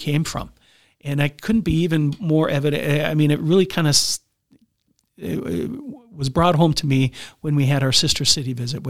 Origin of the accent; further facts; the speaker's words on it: Minot, North Dakota, United States; being born and raised in Minot and going to as many Hostfests as I've been to, I have not yet tried.